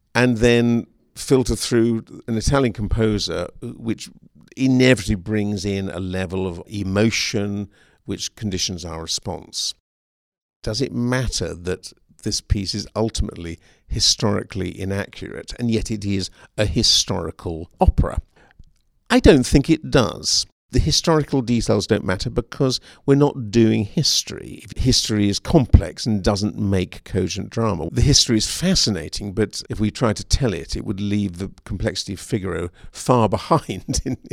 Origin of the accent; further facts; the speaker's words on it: United Kingdom; now in Seattle, United States; As a Brit